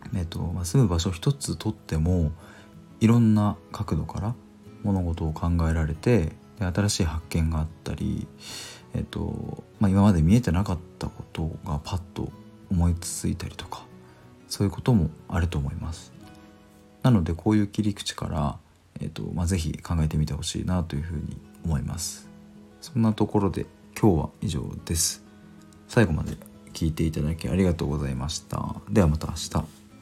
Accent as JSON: {"language": "Japanese", "region": "Chiba", "country": "Japan", "tie": "born or raised there", "said": "僕は生まれてからずっと千葉県に住んでいます"}